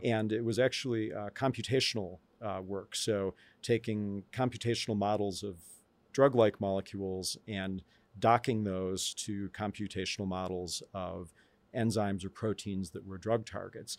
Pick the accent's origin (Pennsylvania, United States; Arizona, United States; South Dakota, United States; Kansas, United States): Arizona, United States; Tucson; moved away; also born or lived in Chicago area / Albuquerque, New Mexico; my earliest memories are from Tucson, and I lived there for most of a decade.